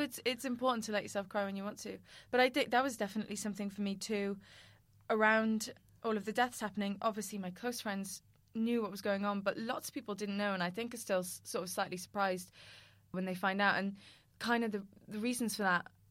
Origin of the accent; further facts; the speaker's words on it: Cardiff, Wales, United Kingdom; we're from Cardiff